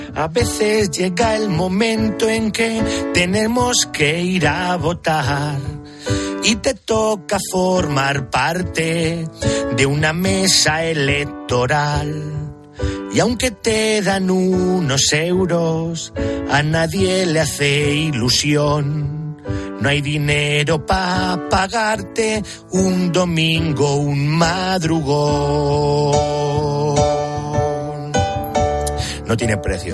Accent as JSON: {"language": "Spanish", "town": "Picón", "region": "Castilla-La Mancha", "country": "Spain", "tie": "born or raised there"}